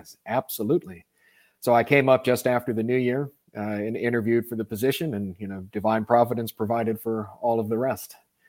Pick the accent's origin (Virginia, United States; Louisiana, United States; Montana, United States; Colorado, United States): Louisiana, United States; New Orleans; I was born and raised in New Orleans, and that's where I'm from.